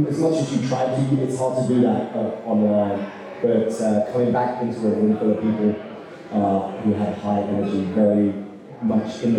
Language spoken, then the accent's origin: English; United Kingdom; now in Kentucky, United States; this Brit